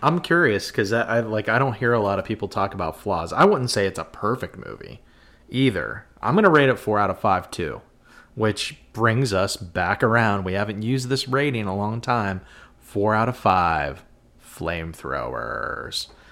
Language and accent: English; Western Pennsylvania, United States; we're from Western P